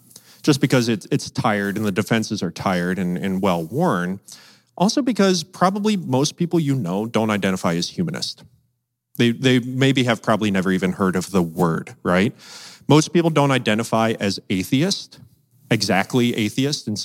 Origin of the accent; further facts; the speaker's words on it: United States; as American Christians